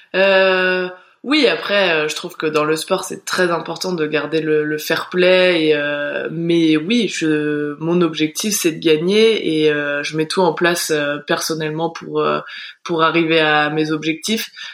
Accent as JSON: {"language": "French", "town": "Val Thorens", "region": "Auvergne-Rhône-Alpes", "country": "France", "tie": "born or raised there", "said": "en grandissant à Val Thorens, on est assez vite mmh. dirigé vers les sports de glisse"}